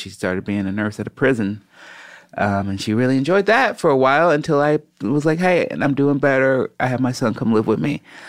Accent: Chicago, Illinois, United States; growing up in Chicago

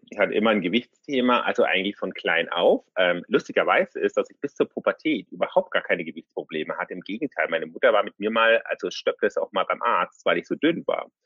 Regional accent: Munich, Bavaria, Germany; ich bin 36 äh, und ähm, ich komme aus München.

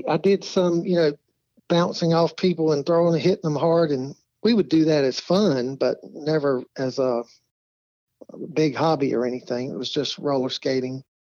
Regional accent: Greenville, North Carolina, United States; also born or lived in Los Angeles; I was born in Greenville, North Carolina. That's Pitt County. And went to high school there, community college, and then transferred over to East Carolina University. Basically lived there about 21 years and then moved on a little bit.

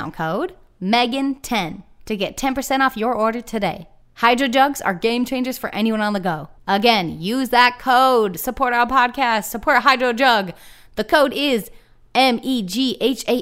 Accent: Cape Cod, Massachusetts, United States; also born or lived in Nantucket, Massachusetts; We're from Cape Cod, Massachusetts, Nantucket, Massachusetts, where great white sharks live

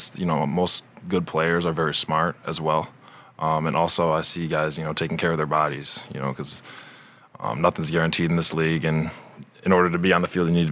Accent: Michigan, United States; growing up in Michigan

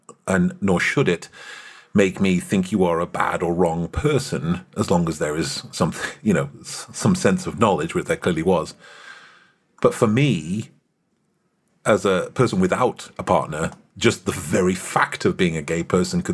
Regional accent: United Kingdom; moved away; I'm British

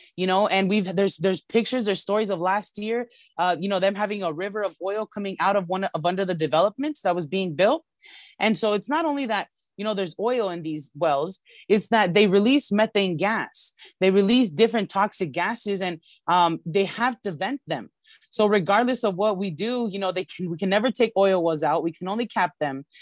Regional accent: Los Angeles, California, United States; I was born and raised in Highland Park in C D one. I've lived here my whole life for over thirty years

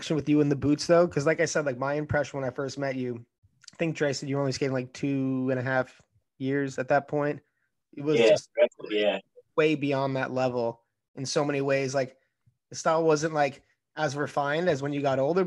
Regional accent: New York, United States; accent: New York; accent from New York like mine

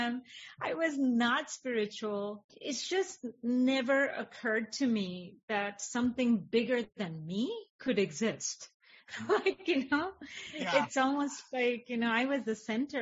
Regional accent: India; moved away; I was raised in India

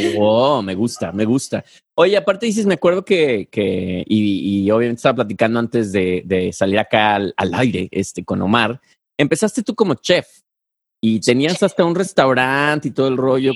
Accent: Guadalajara, Jalisco, Mexico; yo soy de Guadalajara

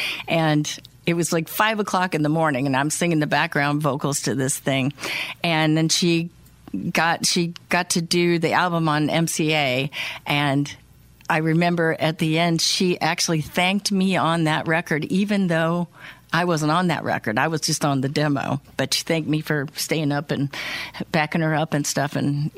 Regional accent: Illinois, United States; born or raised there

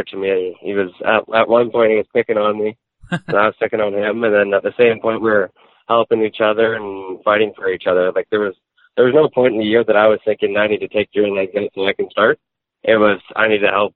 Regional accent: Souris, Manitoba, Canada; also born or lived in Brandon, Manitoba; I'm originally from Souris, Manitoba, a town of 2,000 people, and then I moved to Brandon, which is a population of 50,000 people.

